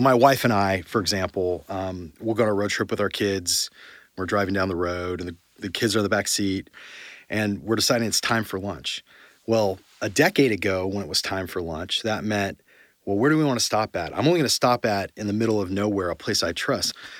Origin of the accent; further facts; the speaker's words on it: Yorba Linda, California, United States; also born or lived in San Diego; I grew up in Orange County in a place called Yorba Linda.